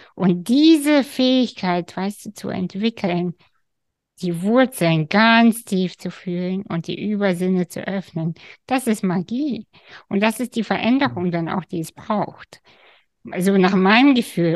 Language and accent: German; Kazakhstan; moved away; ich bin aus Kasachstan